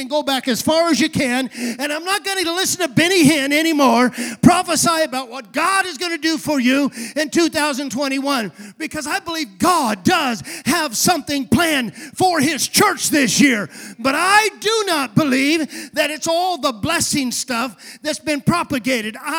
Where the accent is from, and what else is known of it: United States; also born or lived in California